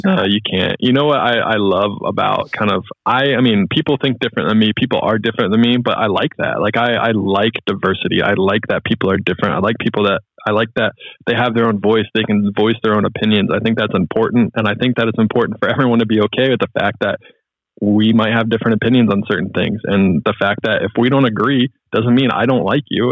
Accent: Charlotte, North Carolina, United States; moved away; also born or lived in Ohio; I'm so much of a Charlotte homer

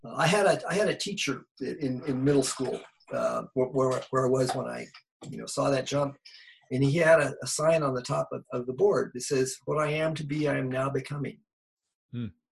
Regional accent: Bay Area, California, United States; I grew up in the Bay Area.

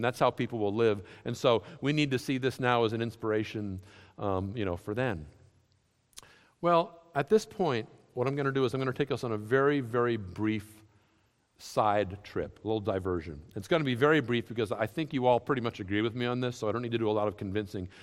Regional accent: New England, United States; I grew up in New England.

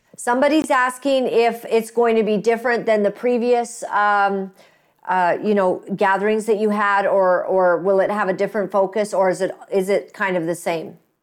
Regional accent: Canada; proud to be Canadian

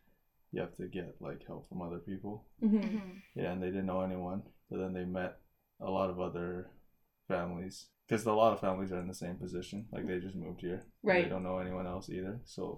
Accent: Canada; also born or lived in China; So I wasn't born here. I was born in China, and then I moved to Canada when I was 8.

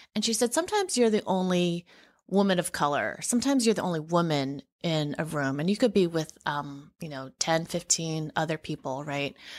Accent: San Francisco, California, United States; moved away as an adult; also born or lived in Madison, Wisconsin; I grew up in San Francisco, and, um, it was such a wonderful, diverse environment in which to grow up.

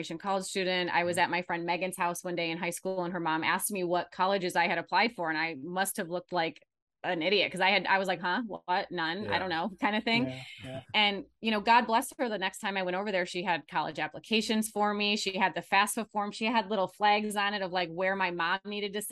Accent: Michigan, United States; now in Phoenix, United States; I'm from Michigan originally, so you might be hearing that accent come out every once in a while, but I'm in Phoenix

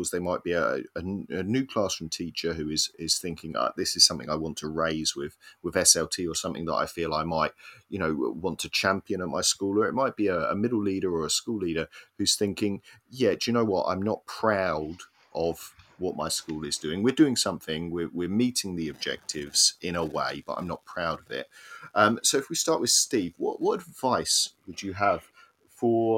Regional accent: Cambridge, East of England, United Kingdom; I grew up in Cambridge

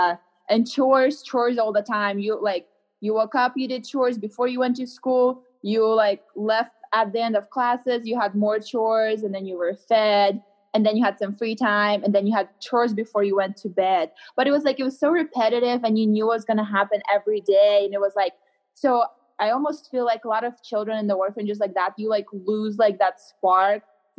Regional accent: Louisiana, United States; now in Colorado, United States; So I live in Colorado now. In Colorado. I'm like originally from Louisiana

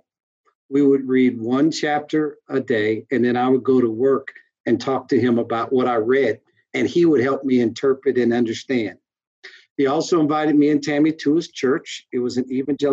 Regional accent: St. Louis, Missouri, United States; moved away as an adult; also born or lived in Cincinnati; we lived in St. Louis and Kansas City, which were my hometown and her hometown

